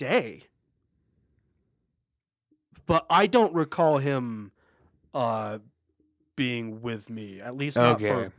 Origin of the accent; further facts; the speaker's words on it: near Orange County, California, United States; I'm not from Orange County for people listening, but I'm from nearby Orange County.